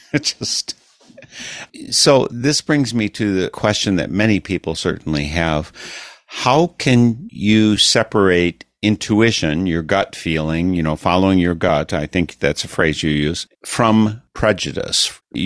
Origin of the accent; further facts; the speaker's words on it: Milwaukee, Wisconsin, United States; I'm from Milwaukee area.